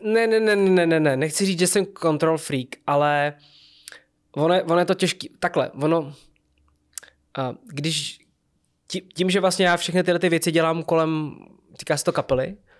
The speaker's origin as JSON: {"language": "Czech", "town": "České Budějovice", "region": "South Bohemian Region", "country": "Czechia", "said": "Já jsem z Budějic."}